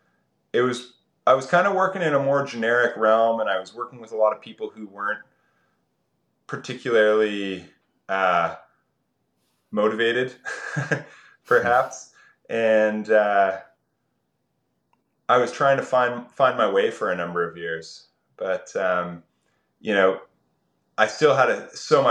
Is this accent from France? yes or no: no; east coast of Canada, Atlantic Canada, Canada; I grew up on the east coast of Canada, and I was pretty rural